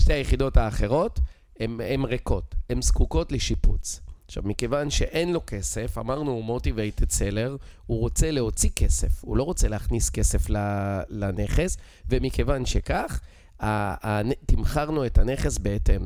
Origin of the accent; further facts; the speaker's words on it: Israel; accent: Israeli; moved away as an adult; יש לי מבטא ישראלי